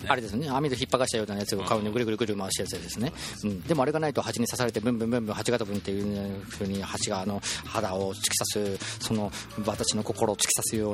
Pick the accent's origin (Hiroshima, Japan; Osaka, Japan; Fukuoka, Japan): Hiroshima, Japan; 私はね、広島人なんですけども